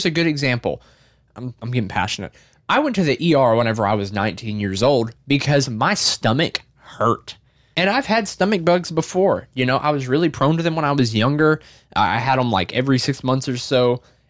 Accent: the South, United States; I grew up in the South.

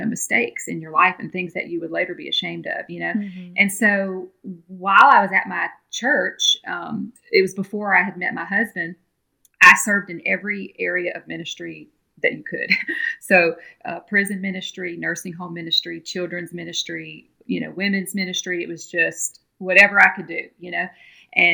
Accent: Louisiana, United States; moved away; I'm originally from Louisiana, from a little town right outside of Baton Rouge, Louisiana. And I grew up Southern Baptist. I went to a little Southern Baptist church in my hometown there

